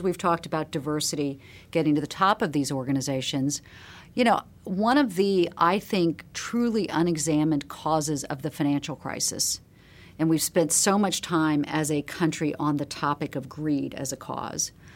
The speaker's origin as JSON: {"language": "English", "town": "Charleston", "region": "South Carolina", "country": "United States", "tie": "born or raised there", "said": "a girl growing up in Charleston, South Carolina, the sixties and the seventies"}